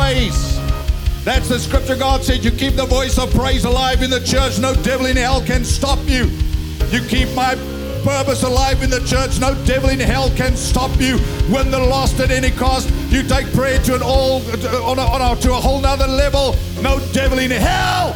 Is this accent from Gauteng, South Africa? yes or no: no; Free State, South Africa; I come from the Free State